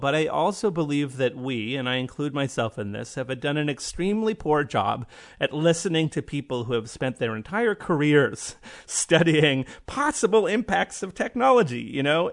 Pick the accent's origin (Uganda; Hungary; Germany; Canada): Canada; I'm Canadian